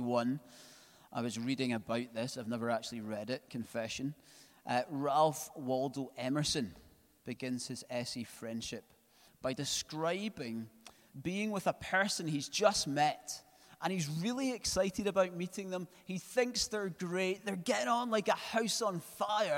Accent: Scotland, United Kingdom; because we're Scottish

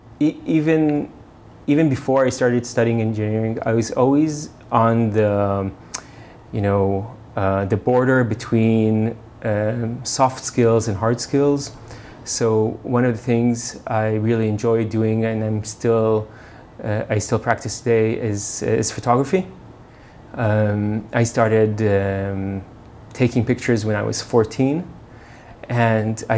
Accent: Beersheba, Southern District, Israel; moved away; also born or lived in United States; I was born in Beersheba, which is a desert town in Israel. I grew up in Israel and then moved around a bit because of my father's work. So I lived a bit in the U.S.

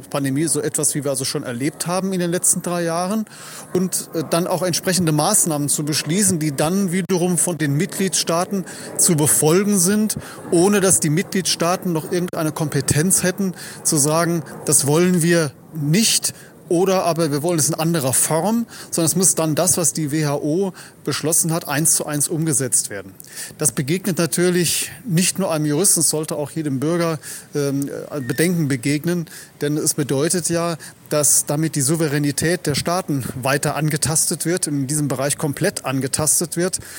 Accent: Germany; now in Vienna, Austria; Als Deutsche, der ich hier zu Gast war, ist die Atmosphäre dort. Denn ich bin das aus, aus der Bundesrepublik gewohnt

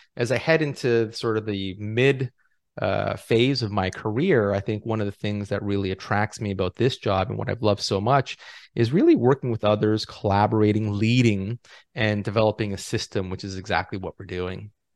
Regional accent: Toronto, Ontario, Canada; moved away as an adult; also born or lived in Los Angeles, United States / Ottawa, Canada; I was born and raised in Toronto

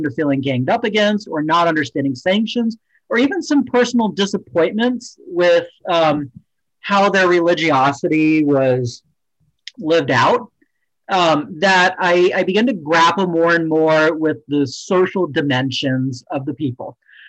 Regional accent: Virginia, United States; moved away; I grew up in Virginia in an area where there was no Amish or Mennonites. It was a rapidly developing rural area on the fringe of the DC suburbs.

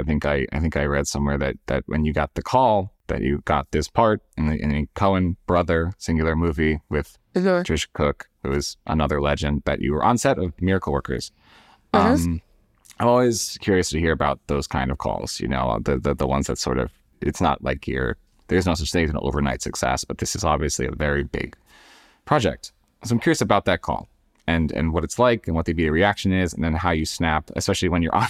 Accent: United States; As an American, I find it very interesting when somebody's good at it

